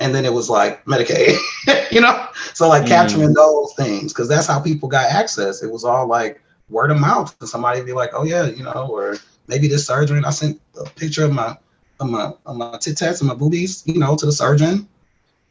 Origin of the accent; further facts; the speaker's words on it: Milwaukee, Wisconsin, United States; I'm from Milwaukee, Wisconsin